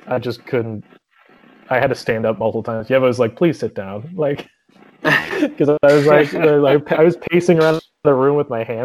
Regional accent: Ohio, United States; I'm from Ohio.

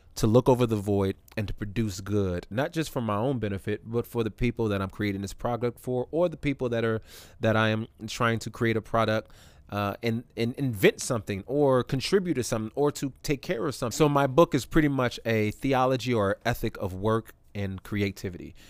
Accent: California, United States; moved away as an adult; also born or lived in Canada / Tuskegee, Alabama; now in Atlanta, United States; I grew up most of my life in in California

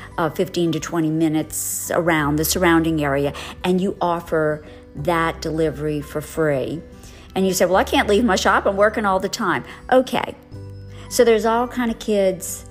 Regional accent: New Orleans, Louisiana, United States; I'm from New Orleans. I live in the suburbs of New Orleans.

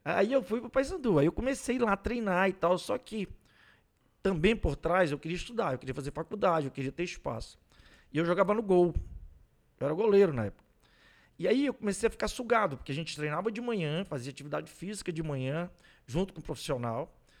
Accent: Santarém, Pará, Brazil; also born or lived in Goiás; now in Ananindeua, Brazil; eu sou goiano de nascimento. Caramba. Eu venho pro Pará com 10 anos de idade. Moleque. Moleque, vou morar em Santarém do Pará.

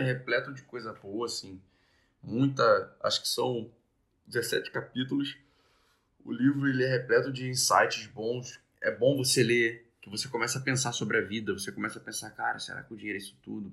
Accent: Brazil; a gente nasceu no Brasil

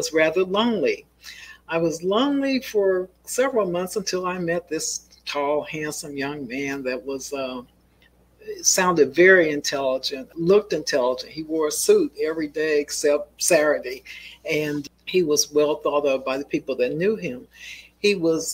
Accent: Columbus, Ohio, United States; I was born here in Columbus. My father was the pastor of a church here. My brother and I grew up as PKs, pastor's kids.

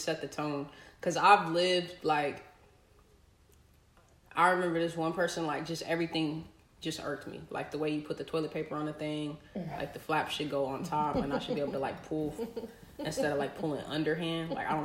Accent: Texas, United States; moved away; I'm from Texas and my family's in Texas

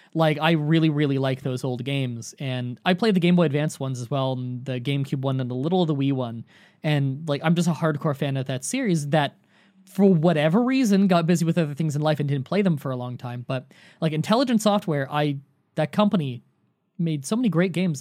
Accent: Canada; I'm Canadian

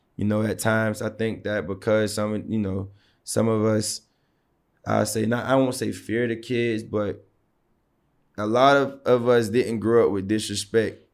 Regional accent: Savannah, Georgia, United States; growing up in Savannah, It was one of those things where sports, sports took care of us

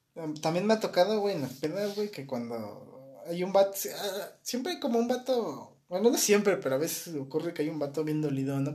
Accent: Mexico

